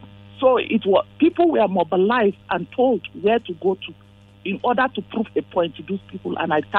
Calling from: Plateau, Nigeria; I'm calling from Jishi.

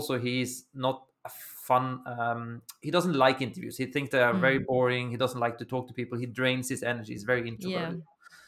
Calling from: Milan, Lombardy, Italy; I'm joining you from Italy. I'm in Milan, so northern part of Italy.

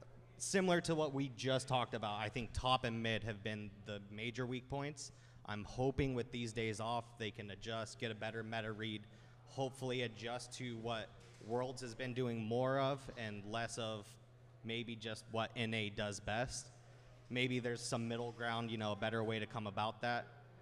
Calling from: Los Angeles, California, United States; Beautiful Los Angeles.

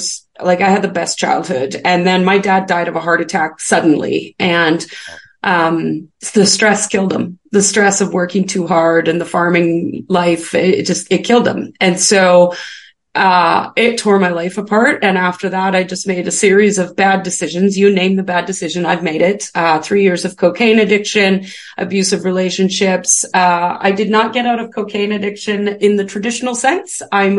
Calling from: British Columbia, Canada; I'm British Columbia, Canada.

